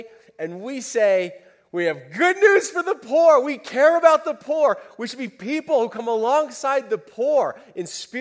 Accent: United States; We're Americans.

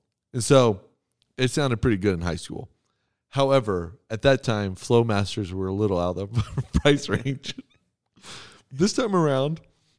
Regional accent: Texas, United States; moved away; I came from Texas.

